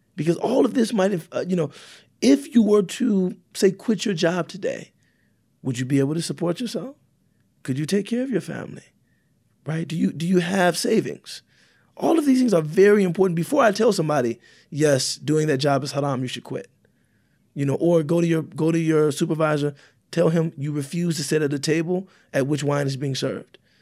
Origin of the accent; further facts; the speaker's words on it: United States; I'm African American